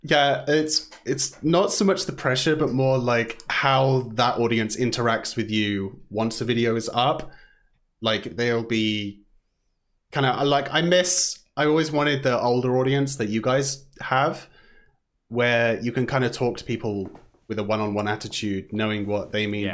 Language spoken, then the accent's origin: English; Southampton, South East England, United Kingdom; moved away as an adult; now in Vancouver, Canada; I am from Southampton in England. I've lived about around the south for a bit, and then I've moved to Vancouver or Canada for the last four-ish years or so